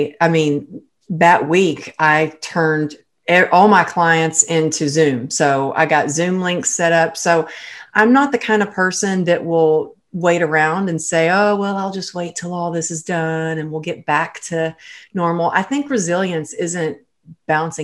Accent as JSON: {"language": "English", "region": "Texas", "country": "United States", "moved": "yes", "lives_now": "Los Angeles, United States", "said": "I'm originally from Texas, I'm"}